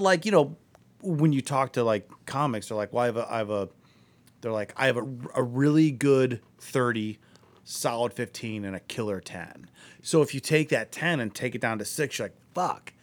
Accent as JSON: {"language": "English", "town": "Akron", "region": "Ohio", "country": "United States", "said": "I'm from Akron."}